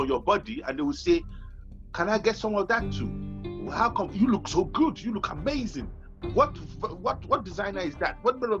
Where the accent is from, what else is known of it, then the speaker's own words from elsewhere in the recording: Nigeria; coming from Nigeria, now we come from Nigeria